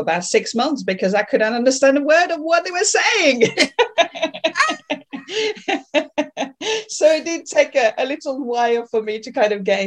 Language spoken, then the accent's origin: English; south of France, France; accent: French; English is a second language; moved away; also born or lived in Paris; I was born in Paris, but my parents decided it'd be a good idea to move down the south of France and open a restaurant